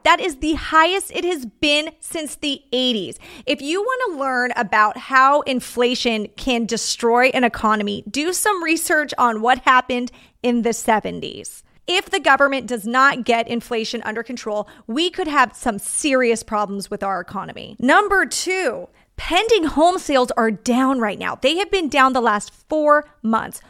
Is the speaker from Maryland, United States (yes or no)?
no; Orange County, California, United States; my hometown